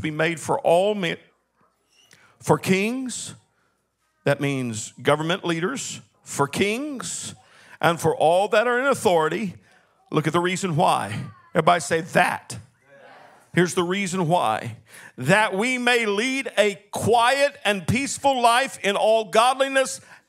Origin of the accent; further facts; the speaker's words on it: Longview, Texas, United States; I was born in Longview, Texas